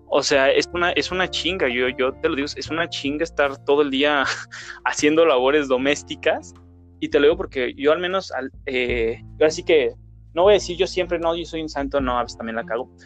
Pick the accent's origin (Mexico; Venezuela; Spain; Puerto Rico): Mexico; todos somos mexicanos